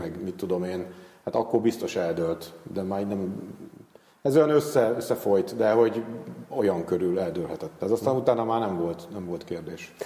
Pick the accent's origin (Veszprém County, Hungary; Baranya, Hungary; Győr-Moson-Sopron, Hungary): Veszprém County, Hungary; Devecser; moved away; also born or lived in Tapolca; E, illetve Tapolcán születtem, csak Devecserben nőttem fel